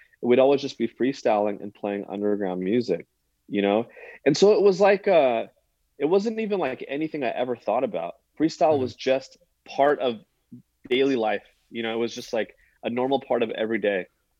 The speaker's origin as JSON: {"language": "English", "area": "the Bay Area", "region": "California", "country": "United States", "tie": "born or raised there", "also_born_or_lived": "Orange County, California", "moved": "as an adult", "lives_now": "Southern California, United States", "said": "I'm from the Bay. I've lived in SoCal for 20 years. Nothing's ever going to take the Bay out of me."}